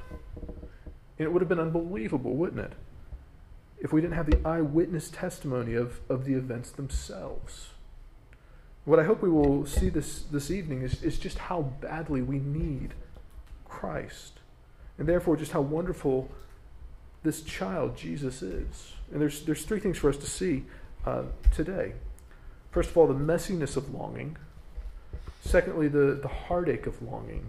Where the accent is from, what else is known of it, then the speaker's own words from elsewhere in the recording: United States; accent: North American; now in London, United Kingdom; my accent tells you that I'm from somewhere in North America